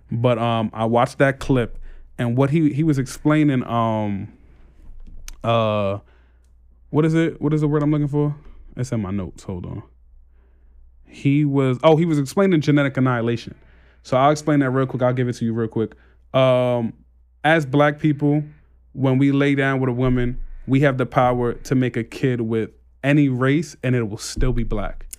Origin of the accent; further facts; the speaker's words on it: New York City, New York, United States; moved away as an adult; also born or lived in Canarsie, Brooklyn; I just moved from Brownsville to Canarsie, and I see the difference in how people react when I tell them where I live as a, like, when I said, "Oh, yeah, I'm from Brownsville